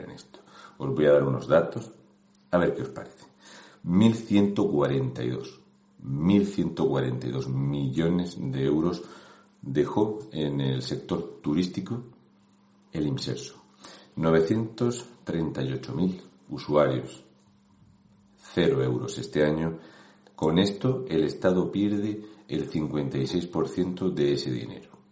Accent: Region of Murcia, Spain; un murciano

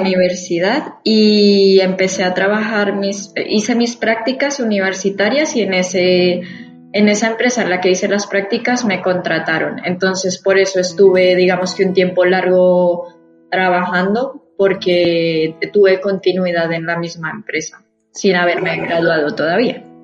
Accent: Bogotá, Colombia; moved away as an adult; now in Madrid, Spain; soy de Bogotá, en Bogotá pues está toda mi familia

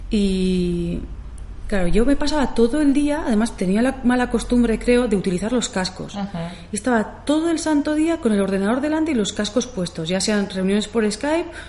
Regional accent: Zumaia, Basque Country, Spain; empiezo a trabajar con gente de aquí, de, Zumaya

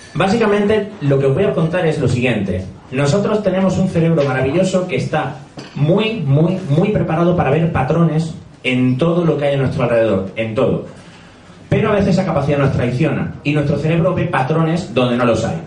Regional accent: Granada, Andalusia, Spain; moved away as an adult; also born or lived in Madrid; Como habréis notado por el acento, soy de Granada, allí estudié psicología

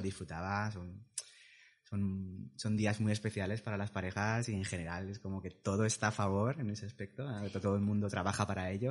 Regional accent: Valencia, Valencian Community, Spain; tengo 36 años, soy de Valencia

